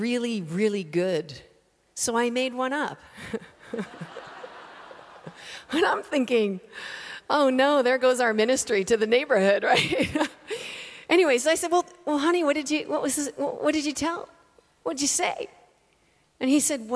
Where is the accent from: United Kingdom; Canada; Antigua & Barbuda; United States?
Canada; moved away as an adult; now in Australia; I'm from Canada. I'm living in Australia currently